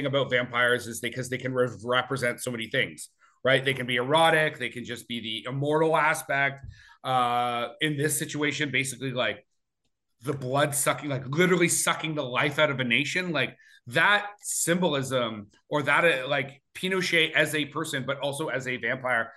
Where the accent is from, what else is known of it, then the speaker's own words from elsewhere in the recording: United States; as an American